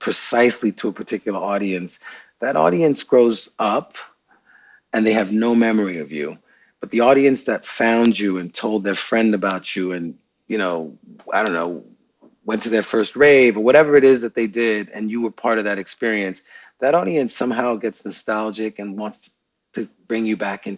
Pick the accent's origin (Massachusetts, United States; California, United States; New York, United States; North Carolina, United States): New York, United States; New York City; I'm from Brooklyn, New York